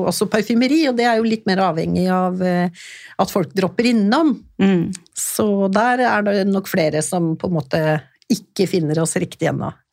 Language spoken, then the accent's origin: Norwegian; Stockholm, Stockholm County, Sweden; moved away; jeg vokste opp i Stockholm